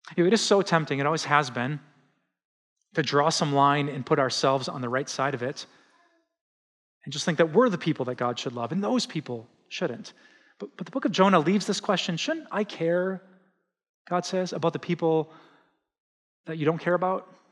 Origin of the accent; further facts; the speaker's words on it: Wisconsin, United States; the horrific news that just shocked my home state came out